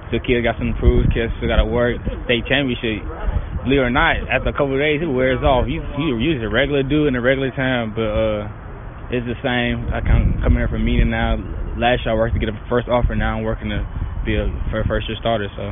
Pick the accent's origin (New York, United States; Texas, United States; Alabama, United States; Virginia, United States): Texas, United States